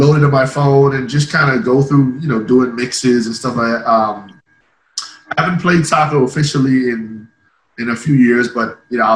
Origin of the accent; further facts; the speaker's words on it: Ireland; moved away; I grew up in Ireland, so the viewpoint is a little bit different